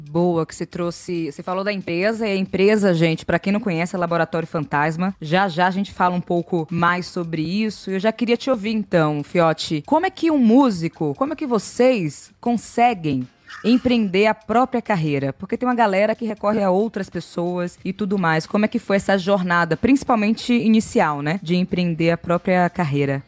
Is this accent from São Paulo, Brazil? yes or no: no; Salvador, Bahia, Brazil; eu sou do Nordeste de Amaralina, em Salvador